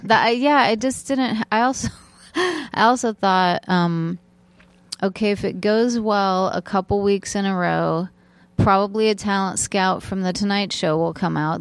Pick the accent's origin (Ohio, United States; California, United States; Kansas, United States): California, United States; Torrance; I grew up in Torrance, California